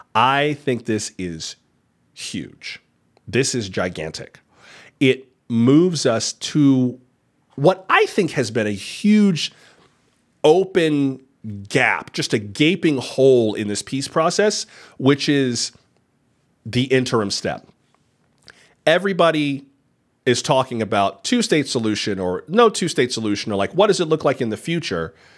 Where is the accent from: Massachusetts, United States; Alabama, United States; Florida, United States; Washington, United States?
Florida, United States; In my home state of Florida